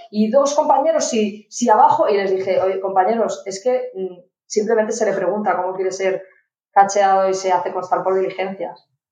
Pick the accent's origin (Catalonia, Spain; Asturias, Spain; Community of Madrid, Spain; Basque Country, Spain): Catalonia, Spain; Barcelona; yo soy de Barcelona